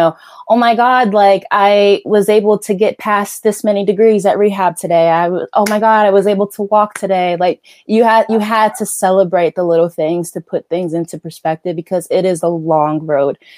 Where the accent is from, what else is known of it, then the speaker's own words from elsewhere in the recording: New Jersey, United States; growing up in Jersey